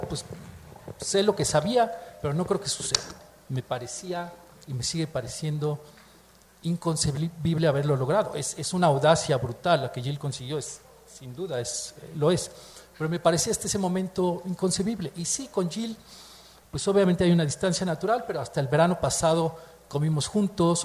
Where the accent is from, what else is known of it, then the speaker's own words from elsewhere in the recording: Mexico; Se siente uno como mexicano, como miembro de una comunidad cultural